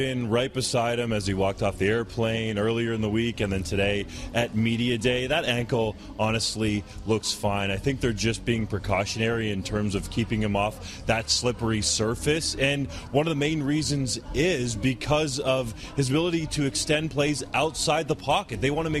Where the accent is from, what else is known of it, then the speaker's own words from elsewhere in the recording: Canada; We're Canadian